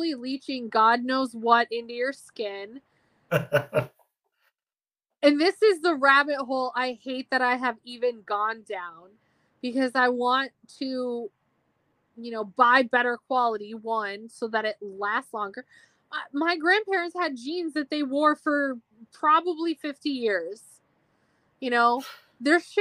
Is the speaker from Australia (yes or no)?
no; Boston, Massachusetts, United States; accent: Boston; my Boston accent, which I didn't even know I had